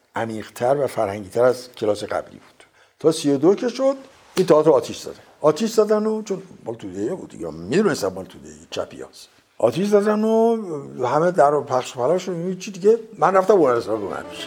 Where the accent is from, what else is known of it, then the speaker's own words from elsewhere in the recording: Tehran, Tehran Province, Iran; من در تهران متولد شدم